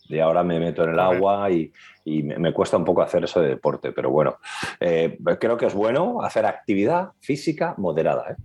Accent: Madrid, Community of Madrid, Spain; moved away; also born or lived in Catalonia; Cuando llegamos a Cataluña, los de Madrid

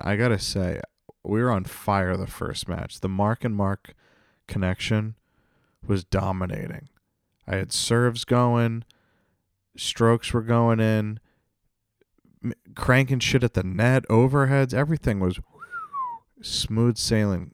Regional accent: North Attleboro, Massachusetts, United States; my hometown, North Attleboro

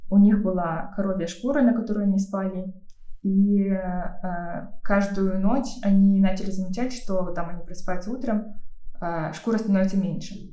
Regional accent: Kalmykia, Russia; Мне кажется, до какого-то времени я вообще не понимала, что я калмычка, а остальные могут быть не калмыками.

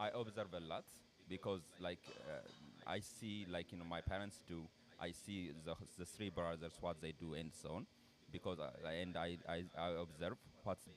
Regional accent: Addis Ababa, Ethiopia; English is a second language; moved away as an adult; I was born there, I grew up there, and like my parents still live

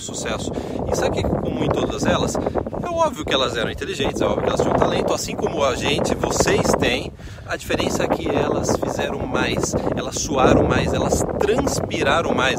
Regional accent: Brazil; now in Canada; Eu cresci no Brasil

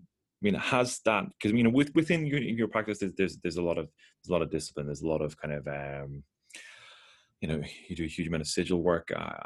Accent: Ireland; I grew up in Ireland in the 90s, which was, you know, very, very Catholic, you know.

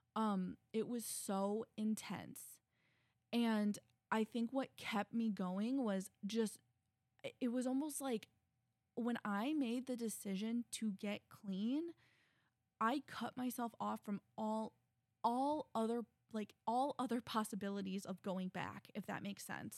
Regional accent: Midwest, United States; I'm a girl from the Midwest.

